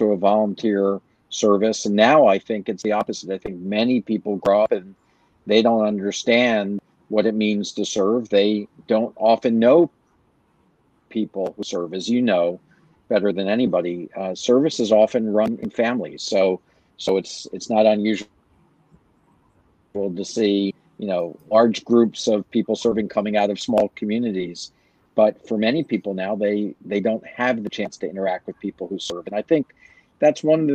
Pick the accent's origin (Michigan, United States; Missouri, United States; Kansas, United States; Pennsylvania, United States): Pennsylvania, United States; Philadelphia; also born or lived in Fort Sheridan, Illinois; I was born in Fort Sheridan, where my dad was serving. He was a captain in the Army, and we moved to Philadelphia, where my mother was from. Of course, my dad felt like better to have her closer to her family. And it was a great place to grow up